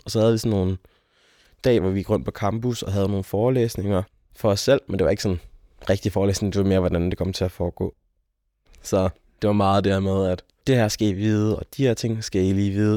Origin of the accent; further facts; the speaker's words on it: near Aalborg, North Jutland, North Denmark Region, Denmark; moved away as an adult; er oprindelig fra Aalborg, eller fra en lille by uden for Aalborg, øh, jeg er nordjyde